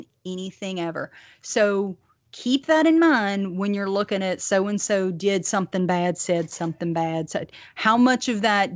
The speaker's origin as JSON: {"language": "English", "region": "the South", "country": "United States", "accent": "thick Southern", "said": "my Southern accent"}